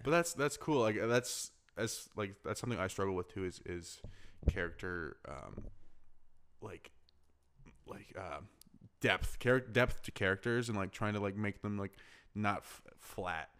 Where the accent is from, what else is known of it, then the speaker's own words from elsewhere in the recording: Arizona, United States; I'm from Arizona